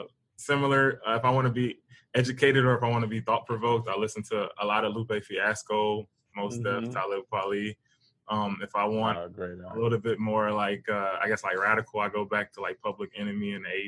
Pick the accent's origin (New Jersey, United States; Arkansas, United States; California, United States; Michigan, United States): Michigan, United States; Detroit; we're from Detroit